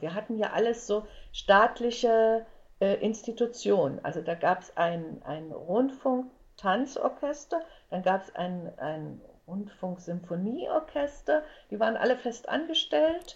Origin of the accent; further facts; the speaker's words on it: Leipzig, Saxony, Germany; also born or lived in Frankfurt (Oder); wir kommen, wir, wir kommen aus Leipzig